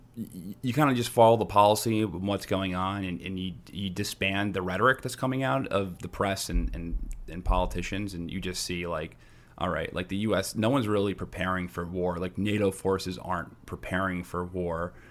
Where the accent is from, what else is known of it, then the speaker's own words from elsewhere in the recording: United States; As an American who lives in a major city